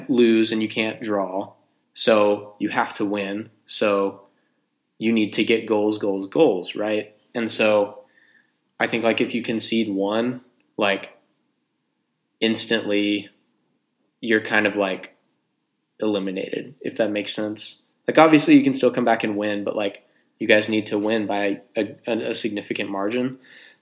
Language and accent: English; North Texas, United States; growing up in North Texas playing soccer